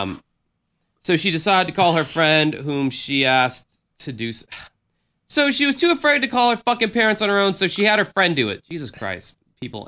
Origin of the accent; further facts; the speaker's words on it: the South, United States; I grew up in the South